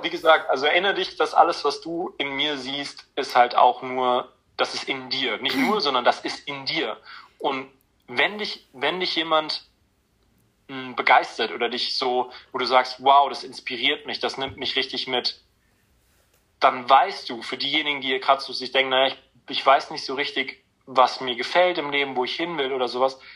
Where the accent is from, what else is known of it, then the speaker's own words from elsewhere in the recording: near Frankfurt, Hesse, Germany; bin in der Nähe Frankfurt groß geworden